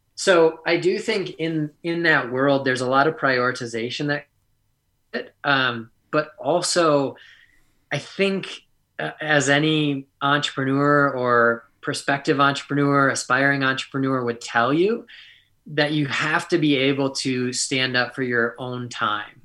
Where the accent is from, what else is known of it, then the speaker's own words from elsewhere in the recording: Wisconsin, United States; the humility that you learn while growing up in Wisconsin